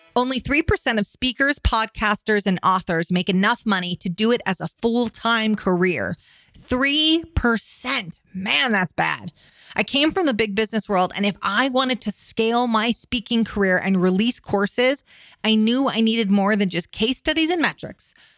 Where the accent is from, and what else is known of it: Reno, Nevada, United States; born or raised there